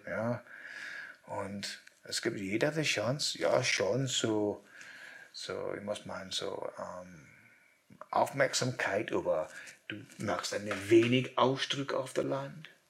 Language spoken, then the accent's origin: German; Scotland, United Kingdom; German is a second language; moved away; ich will zurück zu meiner Heimat, zum Schottland.